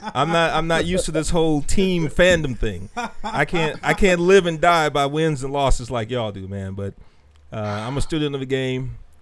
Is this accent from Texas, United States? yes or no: yes; Houston, Texas, United States; I'm from Sunnyside, Southside, Houston